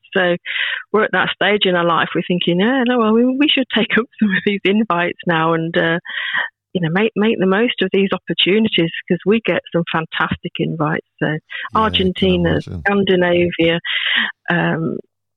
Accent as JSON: {"language": "English", "area": "Northamptonshire", "region": "East Midlands", "country": "United Kingdom", "tie": "born or raised there", "also_born_or_lived": "Rhondda, Wales / Ferndale, Wales", "moved": "as an adult", "lives_now": "Yorkshire, United Kingdom", "said": "my growing up mainly was in England"}